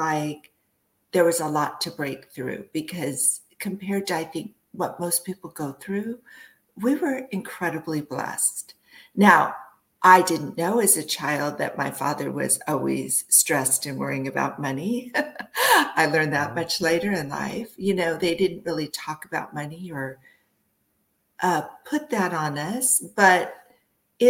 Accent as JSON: {"language": "English", "area": "East Bay", "region": "Northern California", "country": "United States", "tie": "born or raised there", "also_born_or_lived": "Massachusetts", "said": "I was born in Massachusetts, but I was raised in California"}